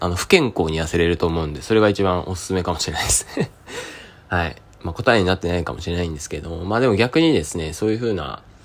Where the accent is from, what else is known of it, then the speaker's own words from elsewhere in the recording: Niigata, Japan; その山をですね、僕越えたところの新潟県出身